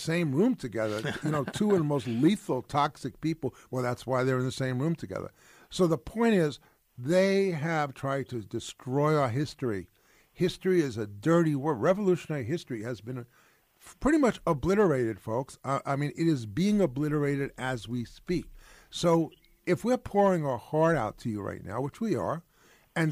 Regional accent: Valley Stream, New York, United States; also born or lived in Brooklyn, New York / Ithaca, New York; I was born in Brooklyn, Flatbush area. I moved to Valley Stream, the great white wasteland of Long Island that should have been obliterated, but that's where I was.

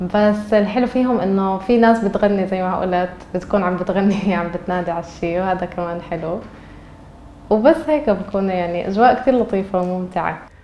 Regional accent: Nablus, West Bank, Palestine; moved away as an adult; now in Istanbul, Turkey; انا مدينتي نابلس

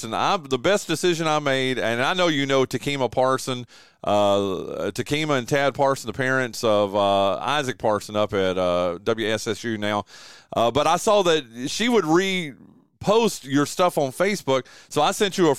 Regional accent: Wilkes County, North Carolina, United States; I grew up in Wilkes County. I attended North Wilkes High School.

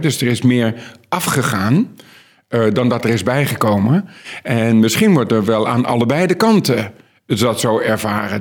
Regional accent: Netherlands

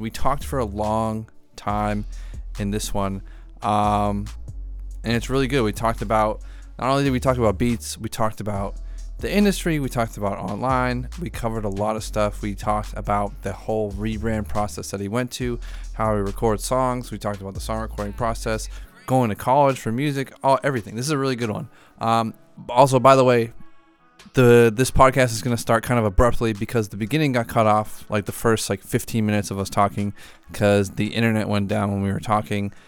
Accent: outside of Boston, Massachusetts, United States; the town I grew up in outside of Boston

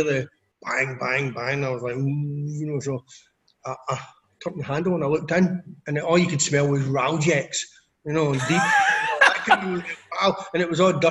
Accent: Scotland, United Kingdom; as a Scot

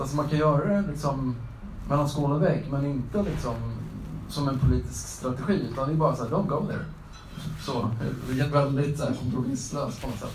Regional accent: Fyrstad, Västra Götaland, Sweden; moved away; på knäckebrödsfabriken i Fyrstad där jag kommer ifrån

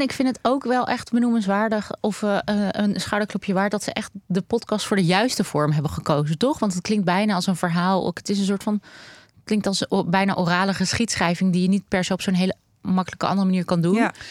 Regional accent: Amsterdam, North Holland, Netherlands; Ik ben opgegroeid in de Joodse buurt in Amsterdam

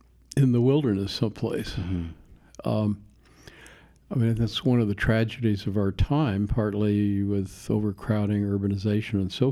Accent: Longview, Washington, United States; Longview, Washington.

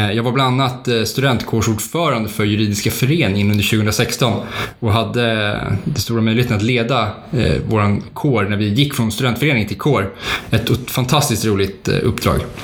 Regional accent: Stockholm, Stockholm County, Sweden; moved away as an adult; now in Uppsala, Sweden; jag är född i Stockholm och även uppvuxen i Stockholm

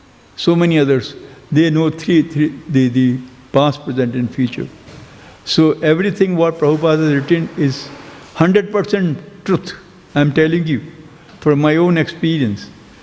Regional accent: Agra, Uttar Pradesh, India; now in Melbourne, Australia; So I was born in Agra, the city of Taj Mahal

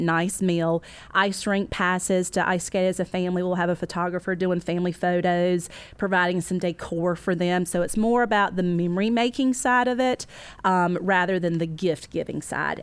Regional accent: the South, United States; I'm a Southerner, so I talk slower

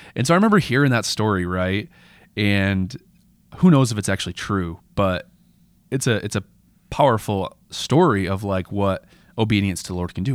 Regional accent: United States; as an American Christian

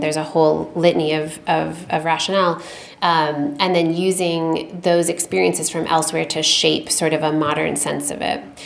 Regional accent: Michigan, United States; I'm originally from Michigan. I now live in Michigan.

